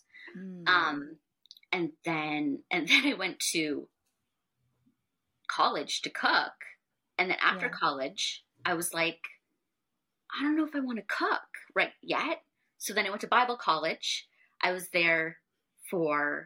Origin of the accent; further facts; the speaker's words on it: Niagara region, Ontario, Canada; moved away as an adult; now in Toronto, Canada; I grew up in the Niagara region, moved to Toronto a little bit more than 10 years ago with my husband